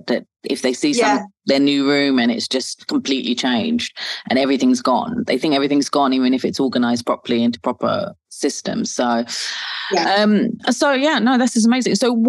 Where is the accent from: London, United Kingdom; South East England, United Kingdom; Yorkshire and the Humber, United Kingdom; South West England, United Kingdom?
South East England, United Kingdom; I'm from Kent, and I've never been to Wales or Scotland or Ireland.